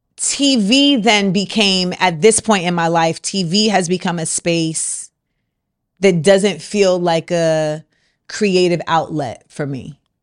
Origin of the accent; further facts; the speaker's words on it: Orlando, Florida, United States; moved away; also born or lived in New York; what I grew up around in Orlando